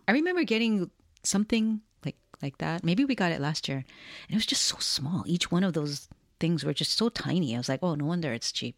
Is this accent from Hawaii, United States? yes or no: yes; Hawaii, United States; Both of us were born and raised in Hawaii